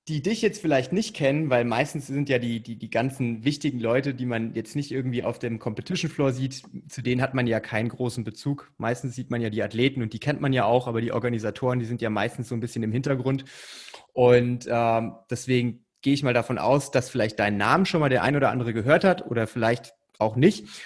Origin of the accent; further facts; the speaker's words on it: Frankfurt, Hesse, Germany; ich komme aus der Ecke Frankfurt, also für mich ist das quasi um die Ecke.